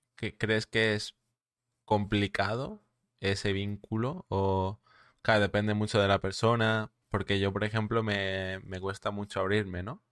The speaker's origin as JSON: {"language": "Spanish", "area": "Mallorca", "region": "Balearic Islands", "country": "Spain", "said": "soy de, de Mallorca, ¿vale? De las Islas Baleares."}